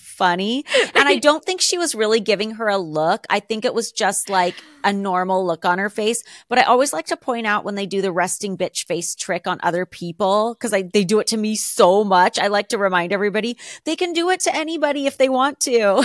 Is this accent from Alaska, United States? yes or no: yes; Alaska, United States; moved away; I grew up in Alaska.